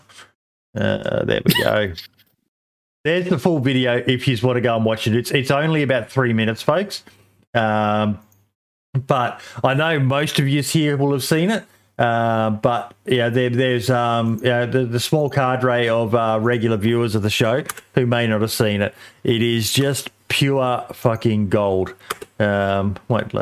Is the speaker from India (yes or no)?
no; Australia; I'm an Aussie